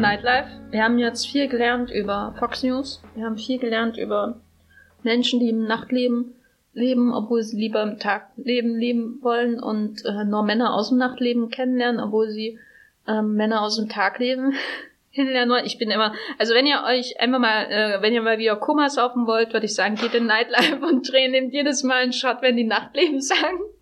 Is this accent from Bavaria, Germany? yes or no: no; Gera, Thuringia, Germany; now in Berlin, Germany; meiner Heimatstadt Gera